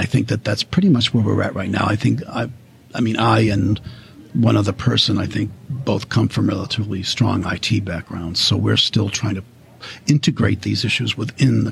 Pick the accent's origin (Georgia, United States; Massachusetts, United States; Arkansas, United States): Massachusetts, United States; Boston; moved away as an adult; now in New York, United States; I'm from Boston